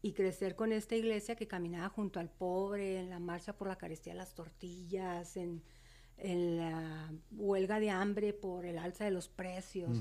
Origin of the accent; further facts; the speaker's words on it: Ciudad Juárez, Chihuahua, Mexico; Yo nací eh, aquí en Juárez, soy juarense, viví y crecí un tiempo en lo que se llama la curva, en el área de la curva. Y cuando tengo los cinco años voy a vivir a la División del Norte. Okay. Yo crecí ahí en la colonia División del Norte.